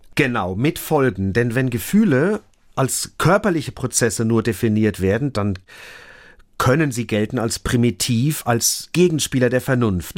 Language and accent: German; Germany; bei uns in Deutschland